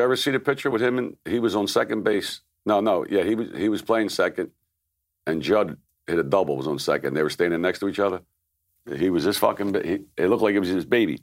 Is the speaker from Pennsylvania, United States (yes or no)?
yes; Philadelphia, Pennsylvania, United States; I grew up in South Philly my whole life, downtown, Ninth and Jackson